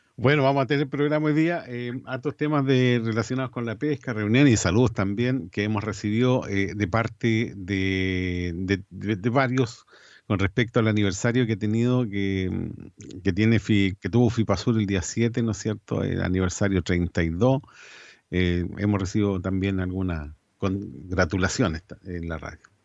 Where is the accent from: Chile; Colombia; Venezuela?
Chile